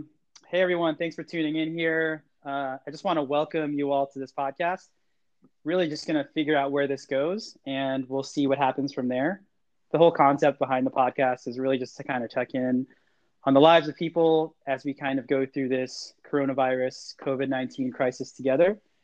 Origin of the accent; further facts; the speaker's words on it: Long Island, New York, United States; now in San Francisco, United States; Paolo and I grew up on Long Island together